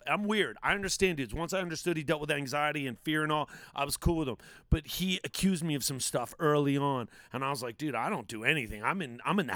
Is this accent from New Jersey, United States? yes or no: yes; Atlantic City, New Jersey, United States; moved away as an adult; also born or lived in Boston / Los Angeles; Coming from where I grew up in New Jersey, Atlantic City